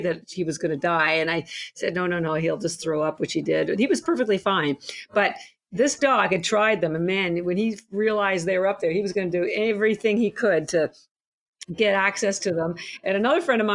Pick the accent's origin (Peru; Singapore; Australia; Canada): Canada; I'm Canadian